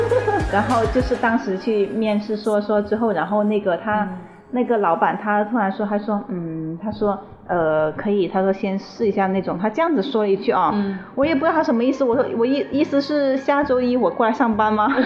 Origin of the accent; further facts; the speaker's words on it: Shenzhen, Guangdong, China; also born or lived in Heyuan, Guangdong (birthplace, hometown); 我就开始下深圳了